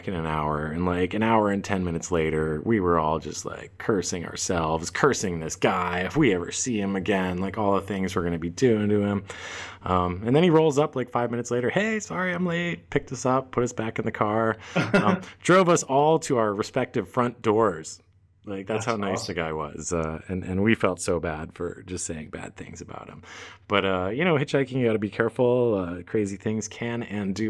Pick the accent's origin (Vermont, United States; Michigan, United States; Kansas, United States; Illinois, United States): Vermont, United States; Growing up in Vermont, Vermont's not dissimilar to probably like parts of Canada